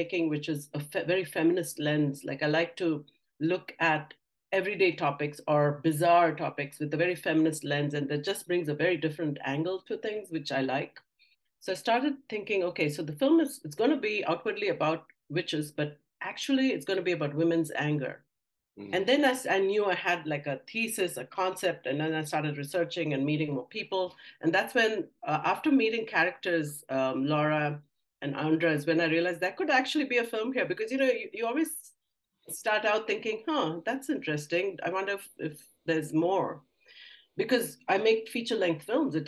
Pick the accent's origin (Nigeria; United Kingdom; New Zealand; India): India; moved away; I grew up in India.